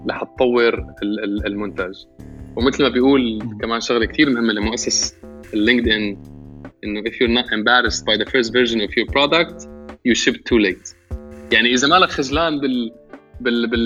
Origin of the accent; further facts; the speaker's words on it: Syria; now in Canada; انا انا انا انا سوري كندا